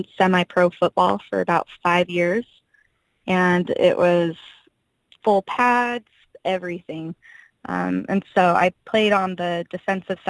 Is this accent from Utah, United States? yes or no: yes; Utah, United States; moved away as an adult; now in California, United States; I grew up in Utah and come from a large family